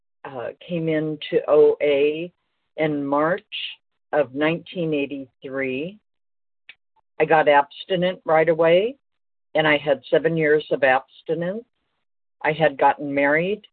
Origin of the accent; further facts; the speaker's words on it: Los Angeles, California, United States; I was born in Los Angeles